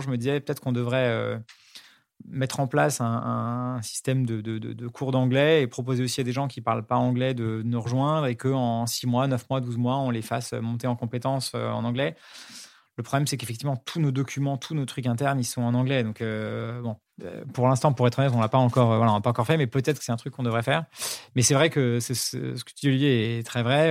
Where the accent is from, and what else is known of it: Paris, Île-de-France, France; born or raised there